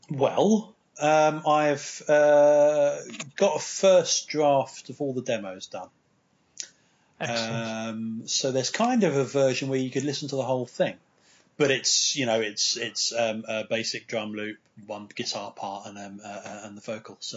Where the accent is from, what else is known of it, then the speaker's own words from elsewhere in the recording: United Kingdom; we're we're British